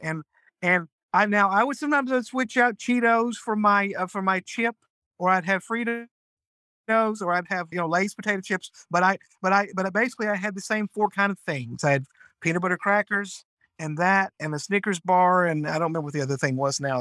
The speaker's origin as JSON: {"language": "English", "region": "North Georgia", "country": "United States", "tie": "born or raised there", "said": "I'm from North Georgia. I've lived in Georgia all my life"}